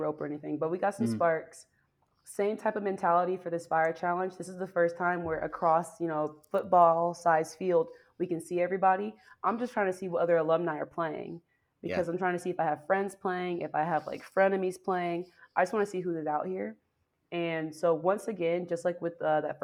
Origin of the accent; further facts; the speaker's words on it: Georgia, United States; moved away; also born or lived in Seattle / Washington, District of Columbia, United States; I'm from Georgia, so I'm used to like swampland. I'm used to humid air